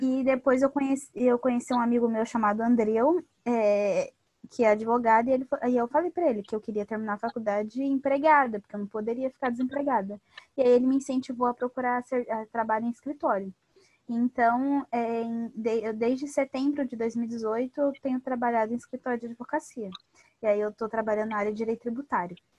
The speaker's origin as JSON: {"language": "Portuguese", "region": "São Paulo", "country": "Brazil", "moved": "as an adult", "lives_now": "Rio de Janeiro, Brazil", "said": "sou paulistana"}